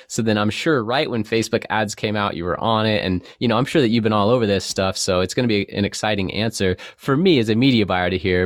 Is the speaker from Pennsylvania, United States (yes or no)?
no; San Diego, California, United States; I grew up in North County, San Diego between Vista and Cardiff.